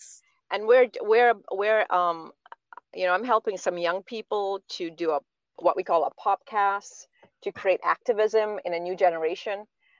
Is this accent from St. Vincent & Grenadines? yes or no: yes; St. Vincent & Grenadines; now in United States; We're from St. Vincent in the Caribbean.